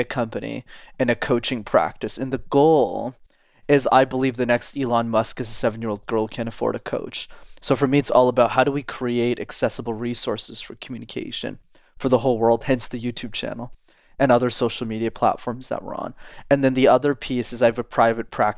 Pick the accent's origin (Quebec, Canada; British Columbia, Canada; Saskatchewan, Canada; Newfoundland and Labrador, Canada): Quebec, Canada; Montreal; I grew up in Montreal in Canada, which is a city where you need to know how to speak French. And I'm still based there and I live there.